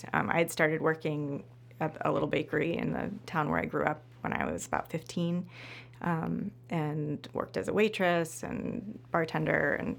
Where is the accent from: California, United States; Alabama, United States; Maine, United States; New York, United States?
Maine, United States; moved away as an adult; also born or lived in Massachusetts; now in Chicago, United States; Maine. That's where I'm from.